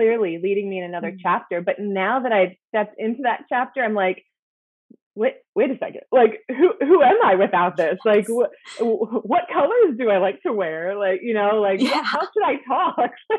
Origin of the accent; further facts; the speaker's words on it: Lancaster, Pennsylvania, United States; moved away as an adult; also born or lived in Philadelphia, Pennsylvania; now in Indianapolis, United States; I grew up in Lancaster, Pennsylvania